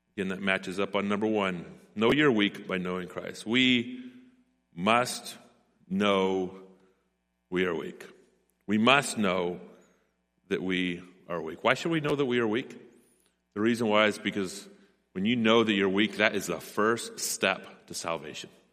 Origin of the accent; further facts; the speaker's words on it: Gold Beach, Oregon, United States; born and raised in Gold Beach, and I grew up on Kerber Drive